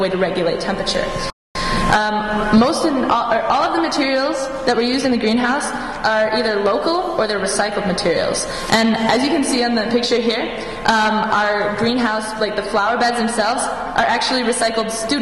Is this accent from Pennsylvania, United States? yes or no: no; Bloomington, Minnesota, United States; I'm a first year from Bloomington, Minnesota